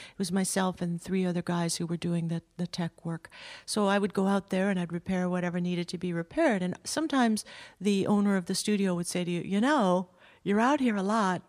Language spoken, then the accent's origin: English; Southern California, United States; I grew up in Southern California.